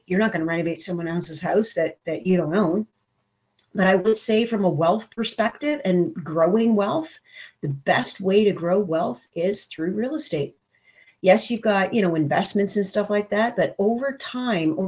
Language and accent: English; Brampton, Ontario, Canada; moved away as an adult; also born or lived in Toronto, Canada; now in Waterloo, Canada; I was born and raised in Brampton